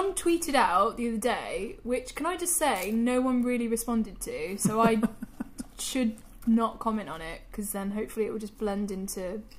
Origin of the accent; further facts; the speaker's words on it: Northern Ireland, United Kingdom; Because I'm from Northern Ireland.